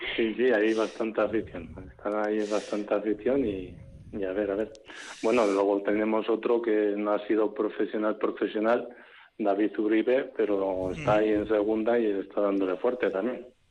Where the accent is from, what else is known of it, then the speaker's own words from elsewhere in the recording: Araia, Basque Country, Spain; yo nací en Araya y hace 15 años me vine aquí a, a a vivir